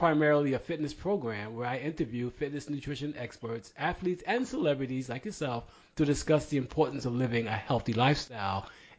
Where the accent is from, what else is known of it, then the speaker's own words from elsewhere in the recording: New York City, New York, United States; All right, I'm from Brooklyn.